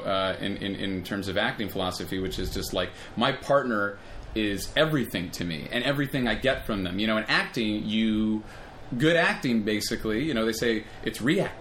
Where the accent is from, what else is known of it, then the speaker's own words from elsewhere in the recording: Los Angeles, California, United States; also born or lived in Amsterdam; My background is, I'm from Los Angeles